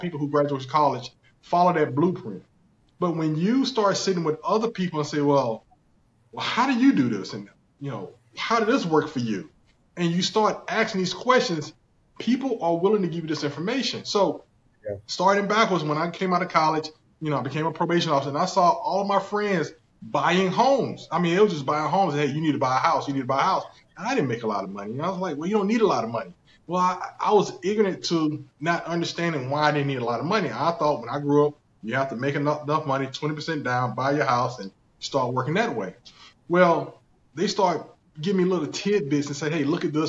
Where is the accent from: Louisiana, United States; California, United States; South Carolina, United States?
South Carolina, United States; accent: thick country; I'm originally from South Carolina, born and raised in South Carolina. That's why you hear the thick country accent sometimes